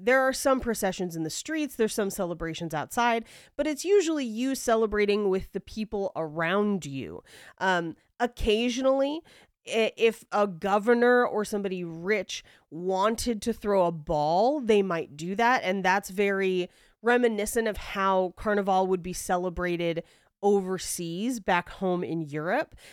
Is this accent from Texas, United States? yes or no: no; the Bay Area, California, United States; I'm from the Bay